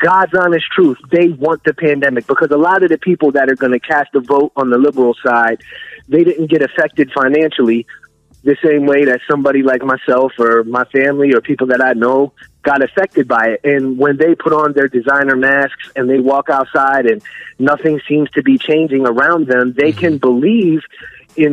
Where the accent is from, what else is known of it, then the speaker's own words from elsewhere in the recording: Delaware, United States; I'm from Delaware.